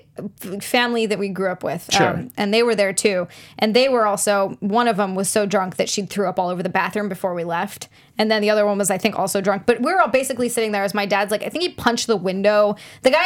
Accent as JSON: {"language": "English", "region": "Hawaii", "country": "United States", "tie": "born or raised there", "said": "I grew up in Hawaii where, like, oh, there's either a bunch of Asian or, like, Pacific Islander"}